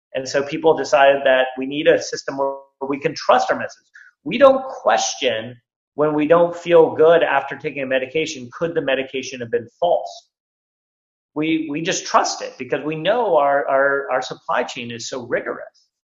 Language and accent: English; Silicon Valley, California, United States; I grew up here in Silicon Valley